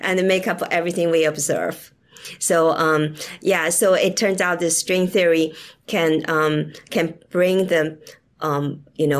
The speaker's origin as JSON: {"language": "English", "country": "China", "tie": "born or raised there", "moved": "yes", "said": "I grew up in China during the Cultural Revolution"}